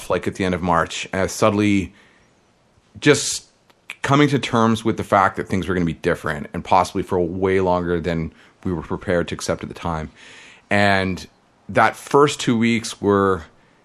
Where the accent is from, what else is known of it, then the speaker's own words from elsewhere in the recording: Toronto, Ontario, Canada; I grew up in suburbs of Toronto called Scarborough